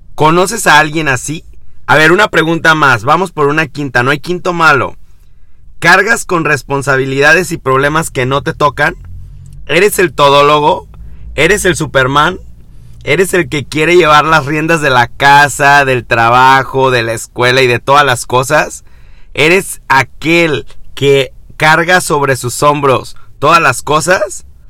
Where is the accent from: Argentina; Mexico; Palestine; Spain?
Mexico; en mi país, vivo en México